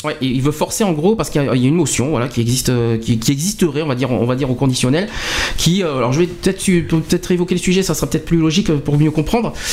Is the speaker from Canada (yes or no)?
no; France; on est 65 millions de Français.